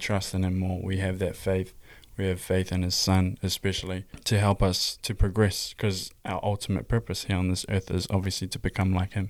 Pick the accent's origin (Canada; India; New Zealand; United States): New Zealand; Hamilton, Waikato; I'm twenty-three. I'm from Hamilton, New Zealand.